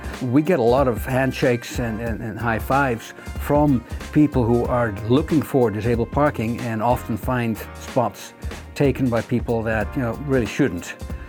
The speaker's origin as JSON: {"language": "English", "country": "Netherlands", "moved": "yes", "lives_now": "Kent, United States", "said": "I'm an immigrant. I've been here for 40 years, but no, I'm originally from the Netherlands."}